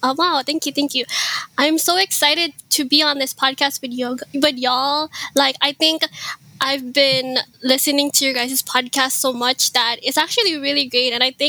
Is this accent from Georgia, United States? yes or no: no; Hawaii, United States; first language Ilocano; English is a second language; I am from Hawaii. I immigrated here when I was 7 years old